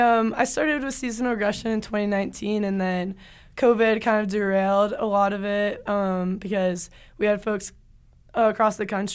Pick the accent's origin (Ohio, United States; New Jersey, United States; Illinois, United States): Ohio, United States; Cincinnati; moved away as an adult; now in Salt Lake City, United States; I'm from Cincinnati, Ohio originally